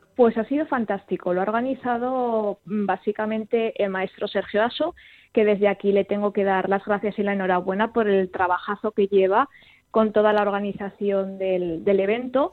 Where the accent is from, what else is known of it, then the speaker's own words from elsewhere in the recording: Pastriz, Aragon, Spain; mi pueblo